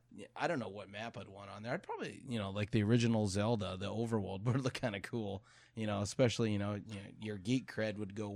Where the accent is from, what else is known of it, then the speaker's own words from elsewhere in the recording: Minnesota, United States; now in Ohio, United States; I know when I first moved over to Ohio, as a lot of people probably don't know, I'm from Minnesota.